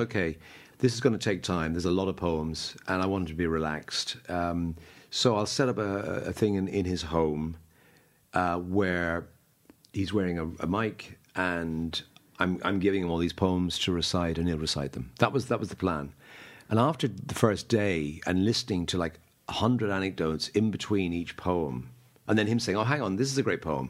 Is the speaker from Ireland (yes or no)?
yes; Dublin, Leinster, Ireland; moved away as an adult; now in London, United Kingdom; I'm from Dublin. Grew up in Dublin at the age of whatever twenty three. I left and I never lived here since